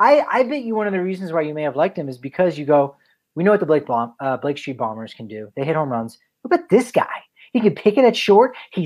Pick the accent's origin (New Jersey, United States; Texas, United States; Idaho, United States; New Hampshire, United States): New Jersey, United States; growing up in New Jersey